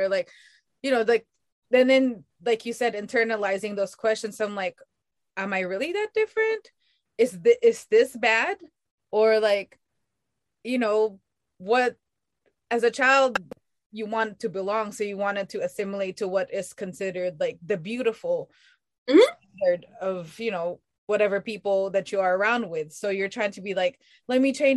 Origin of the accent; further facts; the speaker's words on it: Philippines; I'm Filipino, like Veronica said, and you know, the origins of my people are called Aitas